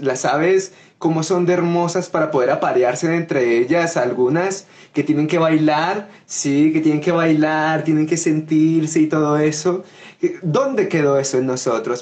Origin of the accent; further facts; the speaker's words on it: Coffee Axis, Colombia; en mi tierra, en Colombia, en el eje cafetero